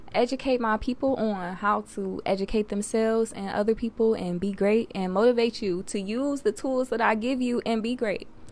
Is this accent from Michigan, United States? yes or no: yes; Detroit, Michigan, United States; born and raised in Detroit, my baby, I'm twenty-one